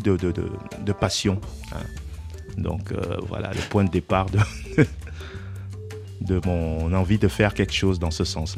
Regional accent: Cameroon; je suis africain tout simplement, je viens du Cameroun

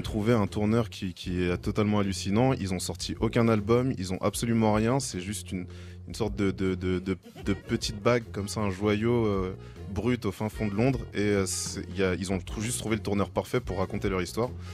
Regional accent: France; now in London, United Kingdom; je viens de France

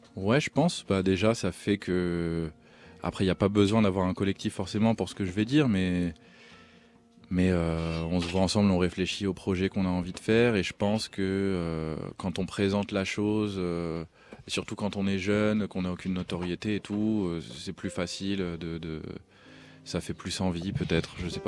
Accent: Alfortville, Île-de-France, France; also born or lived in New York; je viens d'Alfortville

